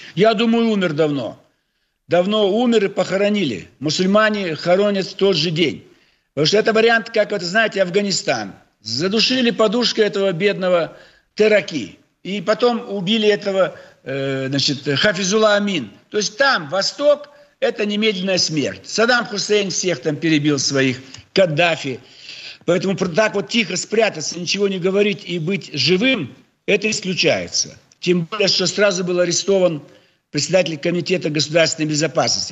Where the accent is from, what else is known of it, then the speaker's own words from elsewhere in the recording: Almaty, Kazakhstan; now in Russia; мой родной город Алмата